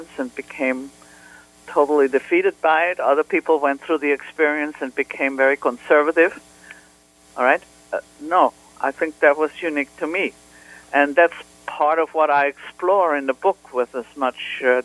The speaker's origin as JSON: {"language": "English", "region": "Vienna", "country": "Austria", "tie": "born or raised there", "moved": "yes", "said": "I grew up in Vienna"}